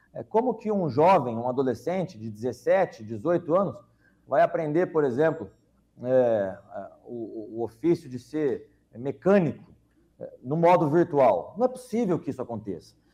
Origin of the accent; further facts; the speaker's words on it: Londrina, Paraná, Brazil; na cidade de Londrina, minha cidade natal